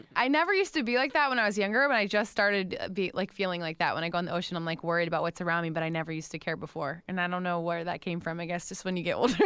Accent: West Palm Beach, Florida, United States; West Palm Beach

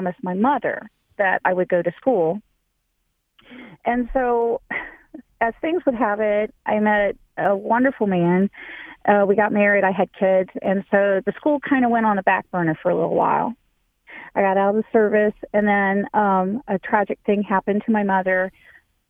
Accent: Hamilton, Ohio, United States; moved away; also born or lived in Florida; I grew up in Hamilton, Ohio

